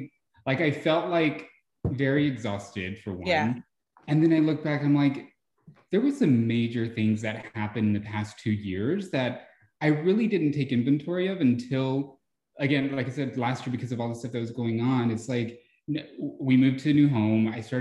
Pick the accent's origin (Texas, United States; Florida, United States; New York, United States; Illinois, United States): Texas, United States; Iraan; also born or lived in Mexico; now in San Antonio, United States; I lived in a very small town in West Texas. It's called Ira Ann.